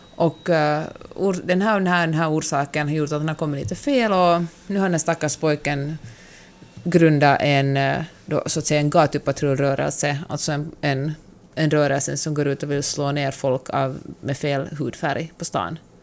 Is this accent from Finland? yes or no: yes; Finland; jag har vuxit upp i det rurala Finland